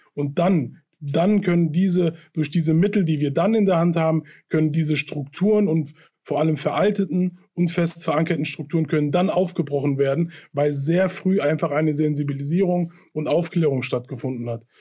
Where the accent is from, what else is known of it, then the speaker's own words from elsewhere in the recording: Hanau, Hesse, Germany; meine Heimatstadt trifft, in der ich aufgewachsen bin und geboren bin